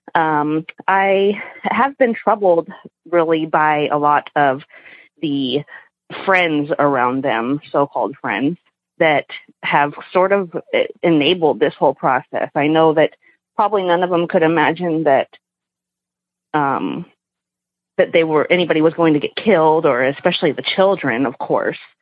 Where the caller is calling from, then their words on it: Portland, Oregon, United States; I'm calling from Portland, Oregon